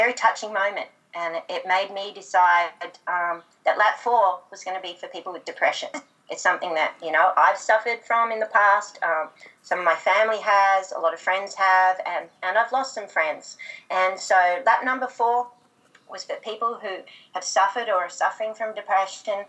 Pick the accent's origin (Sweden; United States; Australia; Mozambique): Australia; as any Aussie girl does